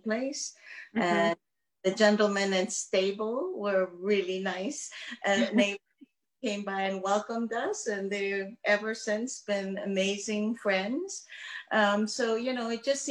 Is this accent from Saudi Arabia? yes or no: no; Myanmar; moved away; I am from Burma